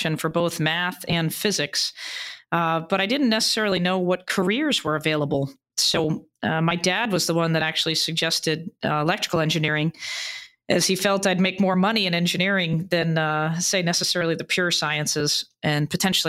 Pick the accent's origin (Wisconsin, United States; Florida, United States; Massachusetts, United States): Massachusetts, United States; Boston; also born or lived in Beijing, China; I'm originally from Boston